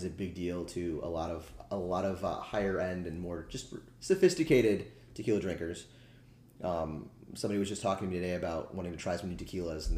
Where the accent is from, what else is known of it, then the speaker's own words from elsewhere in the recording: Daytona Beach, Florida, United States; moved away; my hometown of Daytona Beach, Florida.